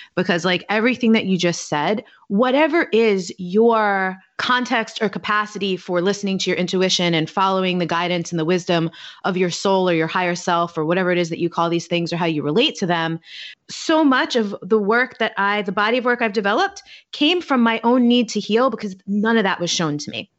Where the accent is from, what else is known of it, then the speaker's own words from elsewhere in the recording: New York City, New York, United States; moved away as an adult; also born or lived in Baltimore / Washington, D.C. / Hoboken, New Jersey / Manhattan; now in Oakland, United States; I'm originally from New York. I'm from Staten Island